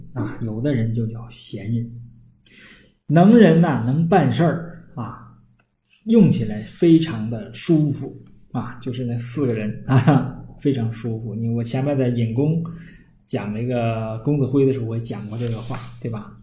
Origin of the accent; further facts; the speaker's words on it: Northeast China, China; accent: Northeastern Mandarin; 我们东北话